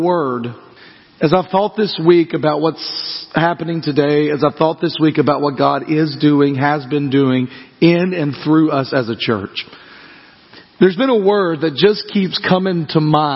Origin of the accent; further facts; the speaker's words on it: United States; I love being an American